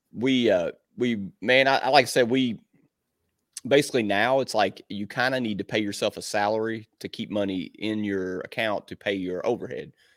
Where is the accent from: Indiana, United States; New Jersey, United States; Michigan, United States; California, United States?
Indiana, United States; Southern; this is my hometown, man, I'm from here, everybody knows me